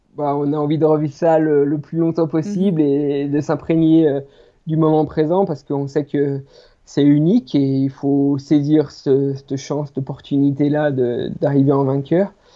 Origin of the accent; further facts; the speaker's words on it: Les Plans d'Hotonnes, Auvergne-Rhône-Alpes, France; je suis natif des plans d'automne. Donc les plans d'automne, c'est, c'est une petite station de, ski euh, située au sud du massif du Jura